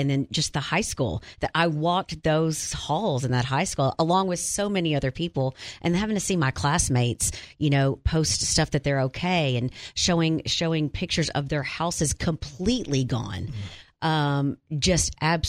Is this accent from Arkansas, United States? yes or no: yes; Wynne, Arkansas, United States; I grew up in Wynne. My dad and his brothers graduated from Wynne High School. I've just been in Wynne for a long time. I graduated from there. I ran track on that field. I coached there.